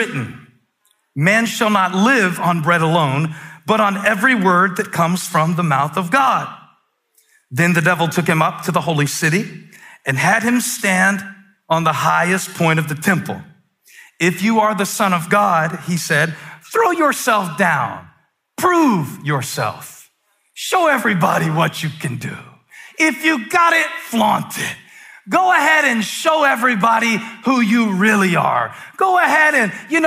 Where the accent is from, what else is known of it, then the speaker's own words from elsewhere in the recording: the Carolinas, United States; I'm born and raised in the Carolinas, and I'm proud of where I'm from